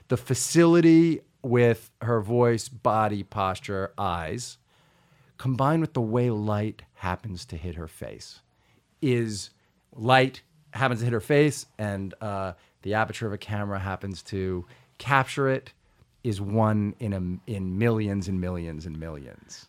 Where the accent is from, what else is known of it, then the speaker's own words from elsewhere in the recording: Long Island, New York, United States; I grew up on Long Island